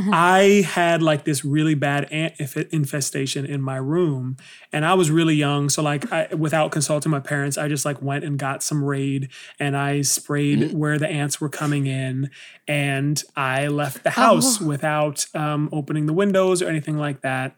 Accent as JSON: {"language": "English", "area": "Bay Area", "region": "Northern California", "country": "United States", "tie": "born or raised there", "said": "I grew up in the Bay Area. So like Northern California, kind of like an hour outside of San Francisco."}